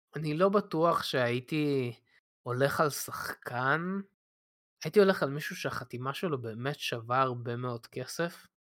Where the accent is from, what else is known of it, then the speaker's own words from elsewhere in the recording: Israel; כשהייתי קטן בארץ